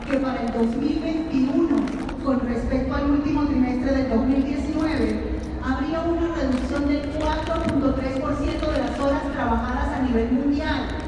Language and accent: Spanish; Venezuela; moved away; Yo como venezolana vivo esto todos los días.